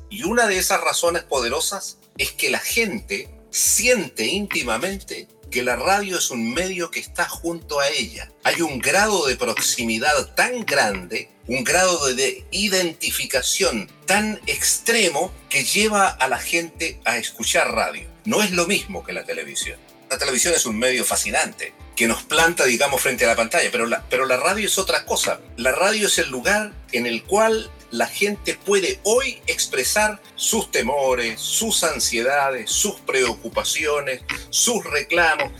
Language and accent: Spanish; Copiapó, Atacama, Chile; moved away; also born or lived in near Pueblo Hundido, Chile / Netherlands; Yo ahí nací, eh, estuve cinco años, nació mi hermano también, Lincoln, el año 52, y nos trasladamos a la ciudad de Copiapó entre cinco años y medio, seis años. Ahí cursé mis estudios